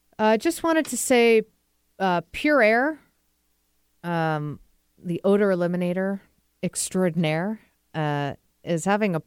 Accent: New England, United States; now in Seattle, United States; And I'm from New England.

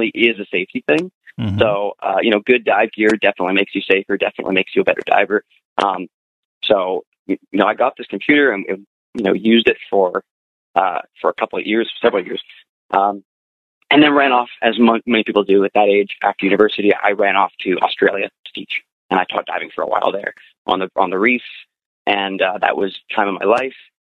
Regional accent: Ottawa, Ontario, Canada; moved away; I'm from Ottawa, which is out east in Canada, nation's capital.

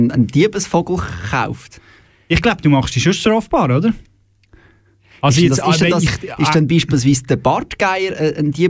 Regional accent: Birrwil, Aargau, Switzerland; Meinem Heimatort, dort, wo ich aufgewachsen bin. Das schöne Nesthäkchen äh, am Halwilersee, gelegen am Ufer des schönsten Sees der Schweiz.

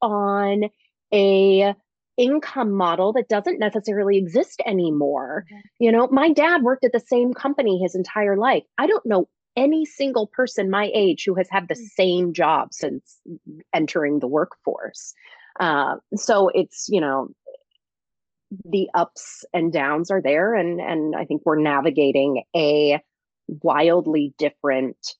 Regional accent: Omaha, Nebraska, United States; moved away as an adult; also born or lived in St. Louis, Missouri / Boston / New York / Chicago; now in Maplewood, United States; raised in Omaha, Nebraska. So Midwest girl

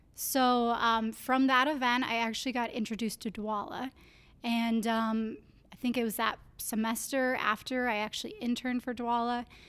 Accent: Clear Lake, Iowa, United States; I grew up in Clear Lake, Iowa.

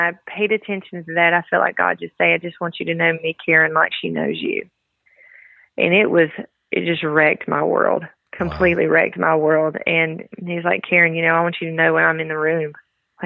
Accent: the South, United States; accent: southern; as you can tell from my southern accent, I have a little country in me as well.

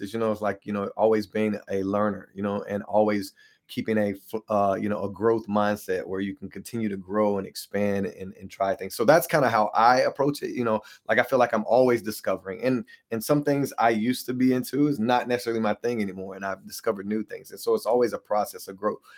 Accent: Hickory, North Carolina, United States; I was born and raised in Hickory, North Carolina, so that's where I'm originally from

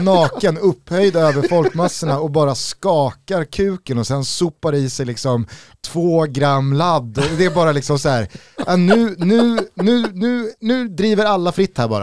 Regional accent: Sweden; för mig alltså som svensk

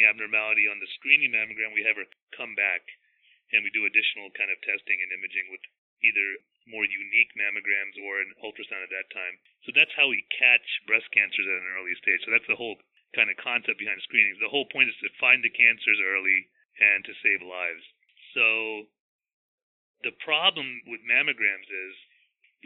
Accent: Big Stone Gap, Virginia, United States; also born or lived in Connecticut / New York City / Richlands, Virginia; I was born and raised in Southwest Virginia. Not far from where I practice right now. I was born in a town called Big Stone Gap, Virginia

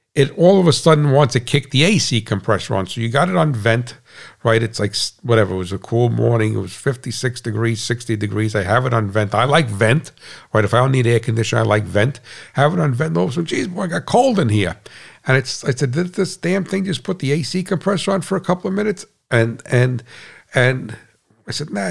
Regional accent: United States; as an American

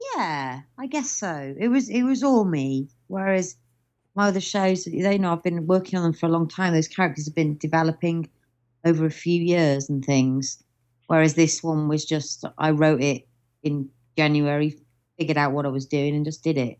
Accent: Stoke-on-Trent, West Midlands, United Kingdom; also born or lived in Cheshire; now in London, United Kingdom; I'm from Stoke-on-Trent originally, but Mum says to say we're from Cheshire.

